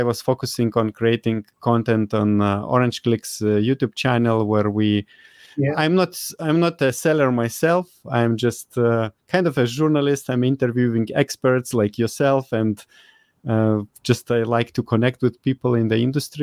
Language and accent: English; Lithuania; now in Spain; I'm originally from Lithuania, from Eastern Europe